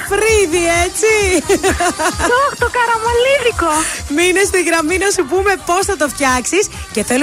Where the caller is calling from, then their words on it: Evosmos, Central Macedonia, Greece; Είμαι από Εύωσμο.